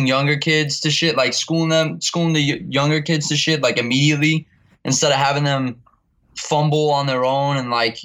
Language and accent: English; New York City, New York, United States; I'm from Staten Island, but I basically grew up going to all the shows in New York City and Brooklyn